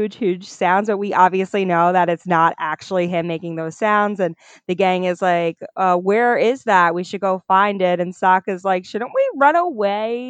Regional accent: New York, United States; we're from New York

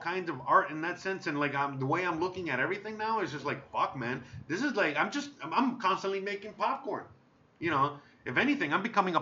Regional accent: United States; moved away as an adult; now in Mexico; Born and raised in America

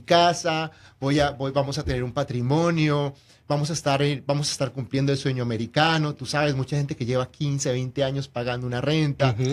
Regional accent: Colombia; moved away; also born or lived in Mexico / Houston; soy de Colombia

